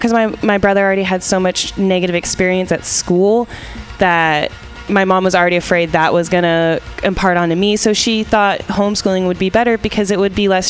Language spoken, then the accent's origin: English; San Francisco, California, United States; San Francisco.